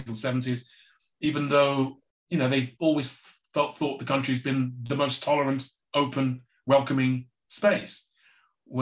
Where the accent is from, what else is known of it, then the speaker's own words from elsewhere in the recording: England, United Kingdom; growing up in England had a particular effect on my mental health